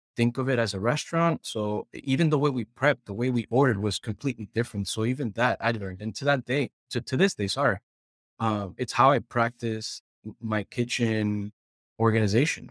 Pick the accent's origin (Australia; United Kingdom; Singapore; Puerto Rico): Puerto Rico; moved away as an adult; I'm originally from Puerto Rico